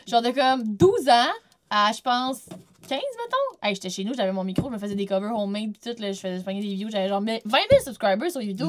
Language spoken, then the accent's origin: French; Quebec City, Quebec, Canada; moved away; also born or lived in Vaudreuil-Dorion; Je viens pas de la Rive-Nord, je viens de Québec.